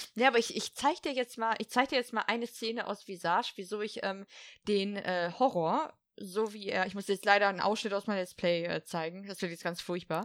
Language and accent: German; Ruhr area, North Rhine-Westphalia, Germany; ich komme aus dem Ruhrpott